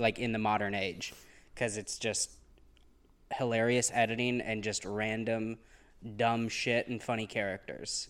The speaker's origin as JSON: {"language": "English", "town": "Pontiac", "region": "Missouri", "country": "United States", "tie": "born or raised there", "also_born_or_lived": "Gainesville, Missouri", "moved": "yes", "lives_now": "Los Angeles, United States", "said": "I'm from a little town in southern Missouri called Pontiac, Missouri"}